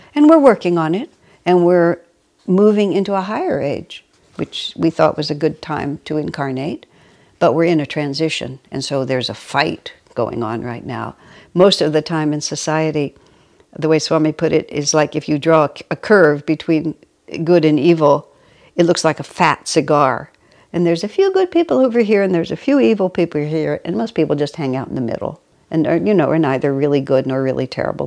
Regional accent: United States; first language English; I was born and raised in America, only speak English, and have only lived in this country

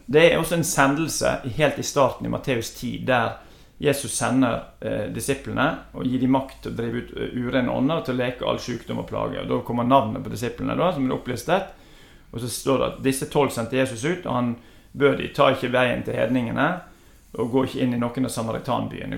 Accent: Os, Vestland, Norway; Jeg vokste opp på Os

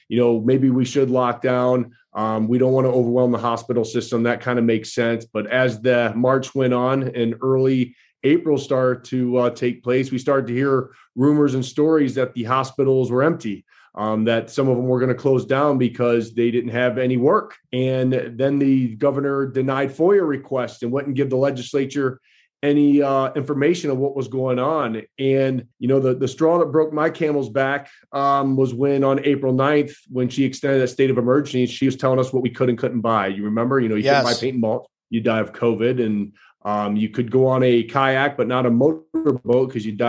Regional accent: Onsted, Michigan, United States; also born or lived in Kalamazoo, Michigan; I was raised in a small country town called Onsted, Michigan.

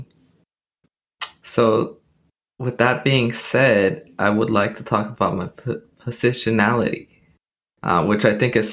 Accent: Los Angeles, California, United States; my upbringing in Los Angeles. We grew up in Pico Union area, mid-city

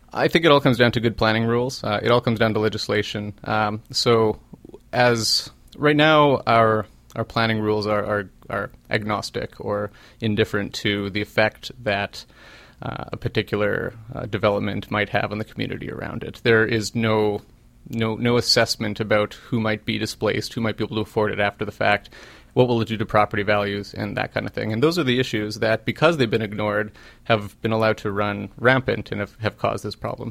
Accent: Winnipeg, Manitoba, Canada; moved away as an adult; now in Halifax, Canada; I'm from Winnipeg. I'm a come from away from from Winnipeg

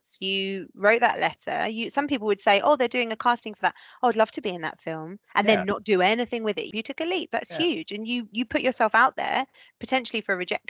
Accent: United Kingdom; As British people

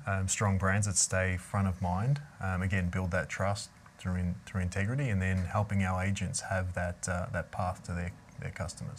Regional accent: Melbourne, Victoria, Australia; moved away; I grew up in Melbourne, Australia, in the, in the Yarra Valley

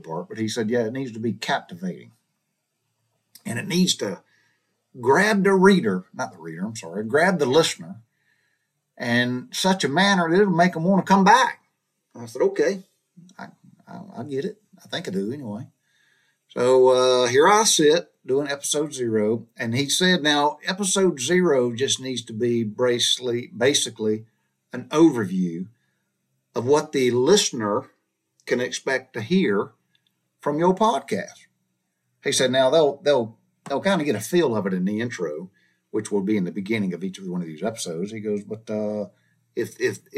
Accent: Butler, Georgia, United States; moved away as an adult; also born or lived in Macon, Georgia; I was raised in Butler, Georgia, small southern town.

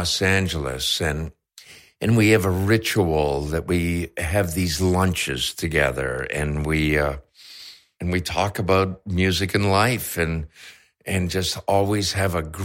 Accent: Canada; I'm Canadian

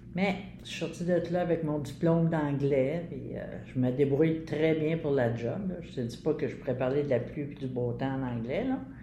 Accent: Montreal, Quebec, Canada; j'ai fait mon enfance à Pointe-Saint-Charles, Verdun

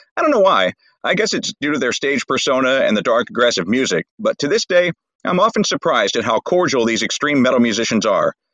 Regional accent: St. Louis, Missouri, United States; I grew up in St. Louis

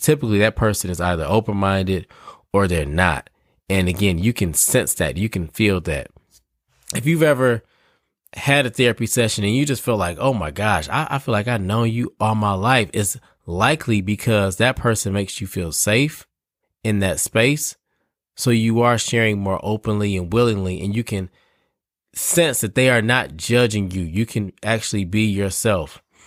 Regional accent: Detroit, Michigan, United States; now in Raleigh, United States; I'm from Detroit

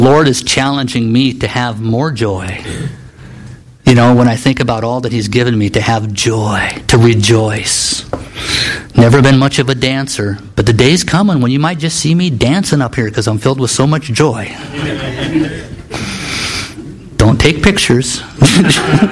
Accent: Nebraska, United States; moved away as an adult; also born or lived in Kansas / Juneau, Alaska; I grew up in Nebraska

